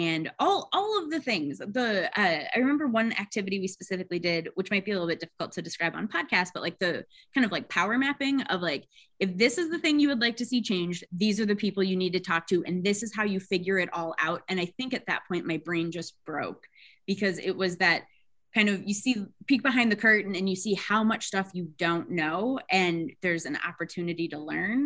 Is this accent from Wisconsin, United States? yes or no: yes; Wisconsin, United States; now in Georgia, United States; I grew up in Wisconsin